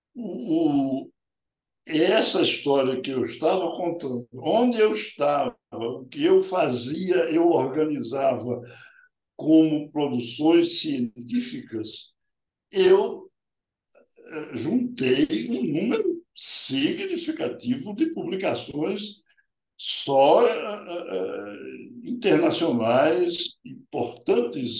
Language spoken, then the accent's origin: Portuguese; Salvador, Bahia, Brazil; ao chegar na minha terra